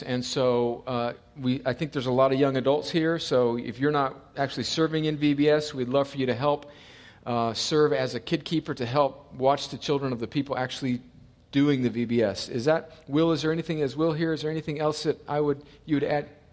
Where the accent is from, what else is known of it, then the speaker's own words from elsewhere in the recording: United States; moved away; where I grew up on the Mexican border, it's ninety-five percent Mexican